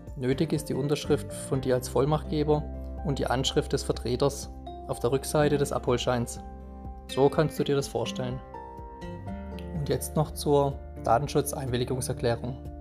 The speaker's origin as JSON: {"language": "German", "town": "Kreuzheim", "country": "Germany", "tie": "born or raised there", "said": "Als gebürtiger Kreuzheimer"}